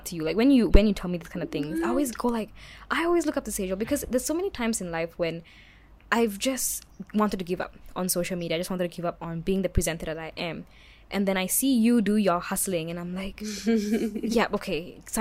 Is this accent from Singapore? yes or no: yes; Singapore; It's not like I'm not Singaporean or anything. Because anyone knows me that I'm very Singaporean.